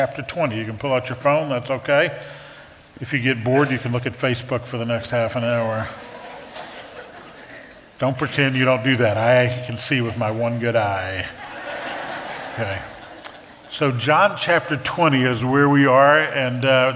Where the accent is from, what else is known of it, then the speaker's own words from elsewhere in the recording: New Orleans, Louisiana, United States; moved away; I grew up in New Orleans